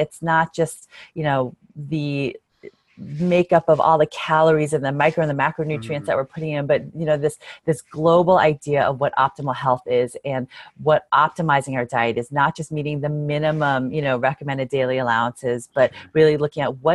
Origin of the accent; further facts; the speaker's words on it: New Jersey, United States; moved away as an adult; also born or lived in California; I grew up in New Jersey